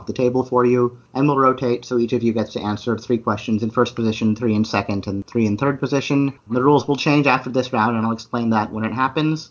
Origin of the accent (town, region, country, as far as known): Illinois, United States; born or raised there